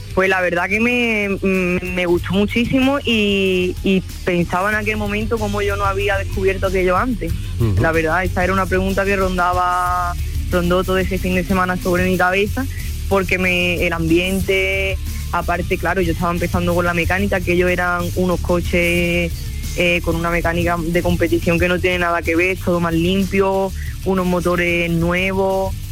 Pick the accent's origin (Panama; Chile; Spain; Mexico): Spain; Villamartín, Andalusia; en Villamartín, en mi pueblo